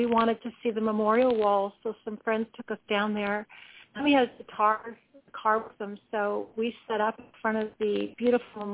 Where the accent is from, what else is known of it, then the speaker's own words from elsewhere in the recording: North Shore of Lake Erie, Ontario, Canada; moved away as an adult; also born or lived in Nashville; I grew up in the North Shore of Lake Erie up here in Ontario, Canada, about an hour and a half southwest of Toronto.